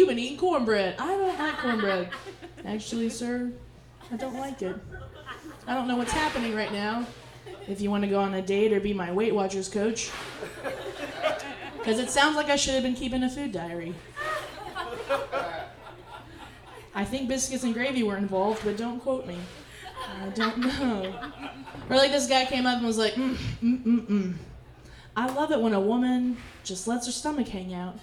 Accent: Memphis, Tennessee, United States; I'm from Memphis

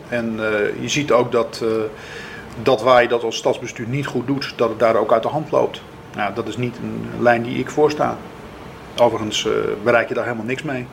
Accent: Zuid-Kennemerland, North Holland, Netherlands; de regio waar ik vandaan kom, Zuid-Kennemerland, Eimond.

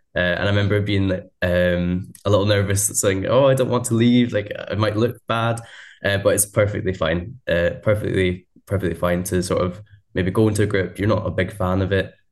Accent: Scotland, United Kingdom; I'm a Scottish student.

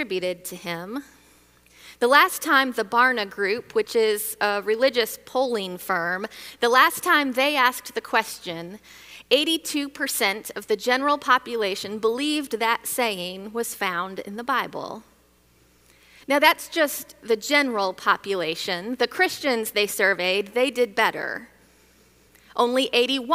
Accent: Michigan, United States; Growing up in Michigan

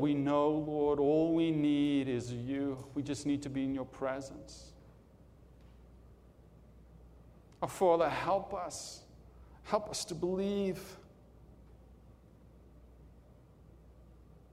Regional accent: South Africa; I'm from South Africa

